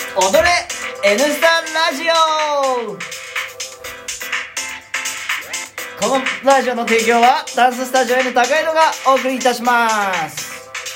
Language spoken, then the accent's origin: Japanese; Sapporo, Hokkaido, Japan; 地元の札幌